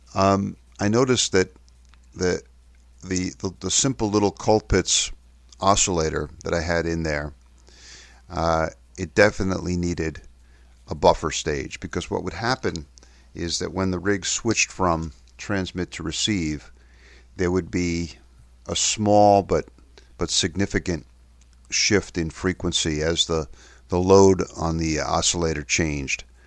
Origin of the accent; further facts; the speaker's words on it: New York City, New York, United States; moved away; also born or lived in Kensington and Chelsea, London; my hometown in New York City